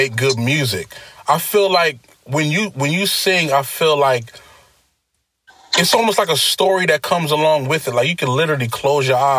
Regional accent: New York City, New York, United States; I'm from Brooklyn

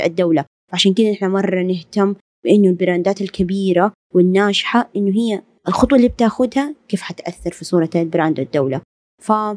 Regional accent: Saudi Arabia; نحن مرة عندنا في السعودية

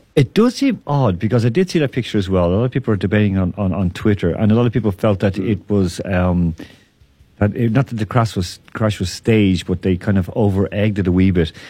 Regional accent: Ireland; I'm from Ireland.

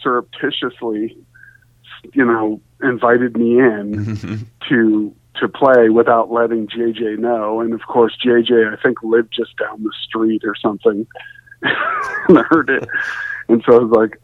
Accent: Santa Monica, California, United States; also born or lived in Mar Vista, Los Angeles; I grew up in Santa Monica, and then by high school, my family moved to Mar Vista

